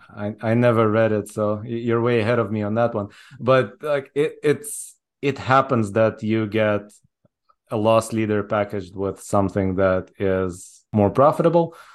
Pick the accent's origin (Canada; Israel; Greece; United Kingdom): Israel; moved away as an adult; also born or lived in Soviet Union / Japan; now in United States; I was born in the Soviet Union. I moved to Israel when I was six. So I grew up in Israel all the way through college.